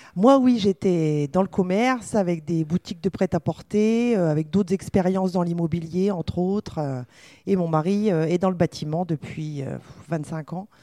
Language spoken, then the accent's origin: French; Mareuil-sur-Ay, Grand Est, France; also born or lived in Montelon; on est de la Champagne. mon mari est de Chouilly et moi de Mareuil-sur-Ailly